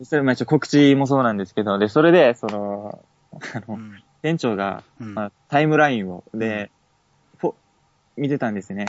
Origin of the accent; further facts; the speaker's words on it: Okinawa, Japan; accent: Okinawan dialect; 沖縄出身です